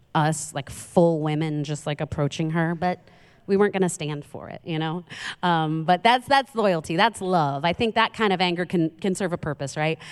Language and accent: English; New York City, New York, United States; moved away; I'm from Queens, New York